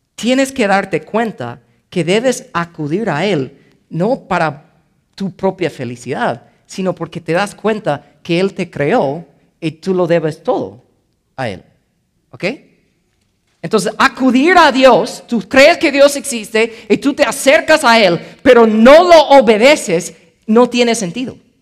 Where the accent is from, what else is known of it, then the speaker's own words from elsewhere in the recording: United States; first language English; Spanish is a second language; moved away; yo soy gringo, ¿ok? Entonces mi primer idioma es inglés.